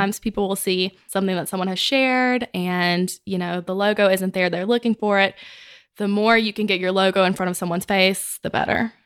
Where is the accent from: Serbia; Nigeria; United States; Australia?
United States; Mississippi; moved away as an adult; now in Texas, United States; I'm from Mississippi, where our company's in Mississippi, and I'm a Texan by eleven months